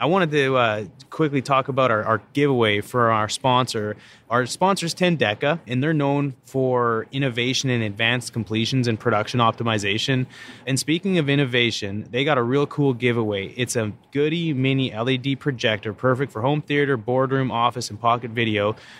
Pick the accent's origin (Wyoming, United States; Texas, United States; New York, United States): Texas, United States; Houston; Yeah, I'm from Houston. I don't even know the name.